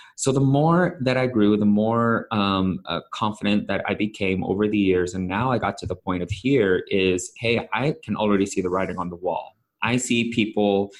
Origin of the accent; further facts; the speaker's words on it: San Francisco Bay Area, California, United States; I'm Filipino, born and raised in San Francisco Bay Area.